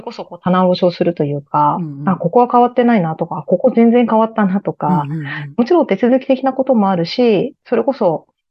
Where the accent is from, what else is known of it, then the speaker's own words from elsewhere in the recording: Aichi, Japan; moved away; 私は愛知県ですね。